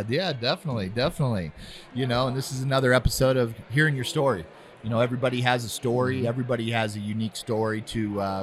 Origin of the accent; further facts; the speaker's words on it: Ohio, United States; I'm from Ohio